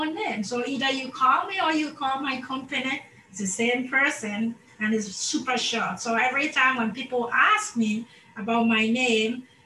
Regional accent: Ghana; moved away; also born or lived in Madagascar; I come from Ghana, and so I moved to Madagascar, and I lived there for over 19 years

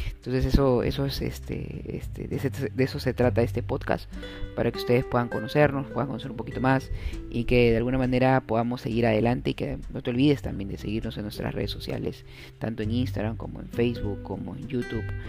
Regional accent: Peru; soy un peruano más, un peruano más orgulloso de mi país

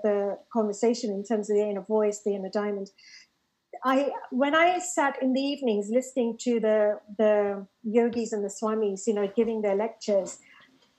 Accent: Harrow, London, United Kingdom; the library in Rainer's Lane, which is, you know, where I grew up in Harrow

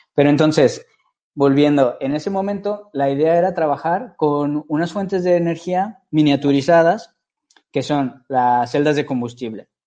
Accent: Guadalajara, Jalisco, Mexico; moved away as an adult; also born or lived in Monterrey; now in Barcelona, Spain; soy mexicano, soy, soy de Guadalajara

